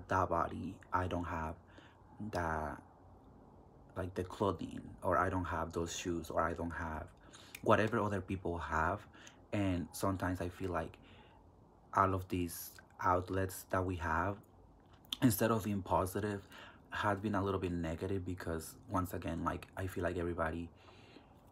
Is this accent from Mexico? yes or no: yes; Mexico; also born or lived in California; now in Kansas, United States; I do have an accent because I was raised in Mexico